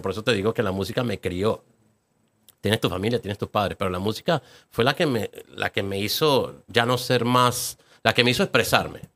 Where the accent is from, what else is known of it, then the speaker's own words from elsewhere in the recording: Venezuela; moved away as an adult; now in Atlanta, United States; no quería vivir en Venezuela, no me sentía parte de esa